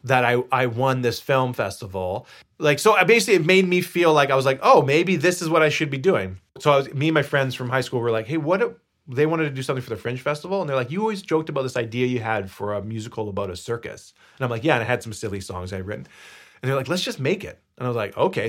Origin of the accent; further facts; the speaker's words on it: Victoria, British Columbia, Canada; moved away; I was bor- born and raised in Victoria, BC